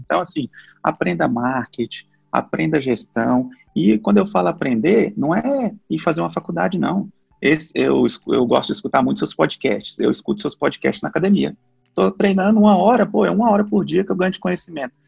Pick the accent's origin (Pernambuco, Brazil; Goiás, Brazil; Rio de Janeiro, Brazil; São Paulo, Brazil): Goiás, Brazil; Goiânia; eu sou natural de Goiânia